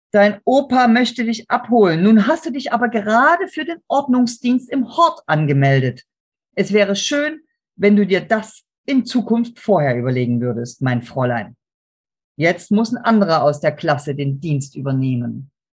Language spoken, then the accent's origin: German; Chemnitz, Saxony, Germany; moved away; heute heißt die Stadt Chemnitz. Meine Heimatstadt